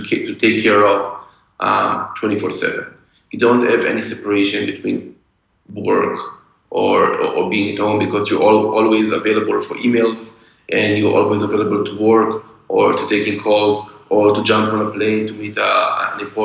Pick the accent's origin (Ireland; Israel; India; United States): Israel; I grew up in Israel, so after school, you go to the army